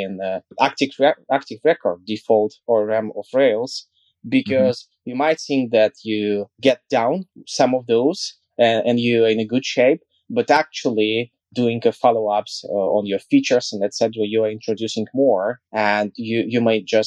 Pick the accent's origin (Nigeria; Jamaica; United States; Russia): Russia; Kaliningrad, Kaliningrad Oblast; I'm from West Russia, Kaliningrad.